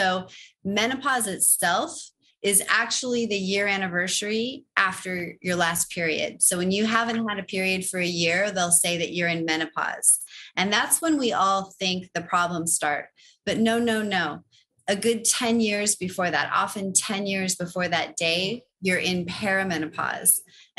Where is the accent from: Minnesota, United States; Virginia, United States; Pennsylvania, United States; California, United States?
California, United States; Los Angeles; I grew up in Los Angeles in California.